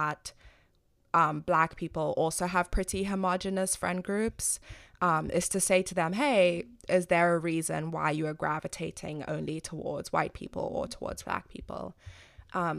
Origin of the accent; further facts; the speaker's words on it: Zimbabwe; moved away as an adult; now in United States; I was raised in Zimbabwe, I'm not American